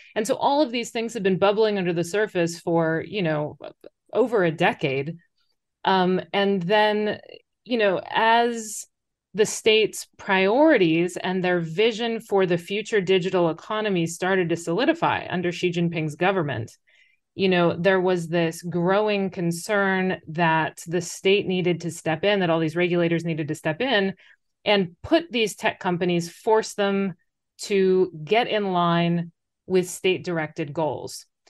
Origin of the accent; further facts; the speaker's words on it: United States; moved away as an adult; now in China; you say the U S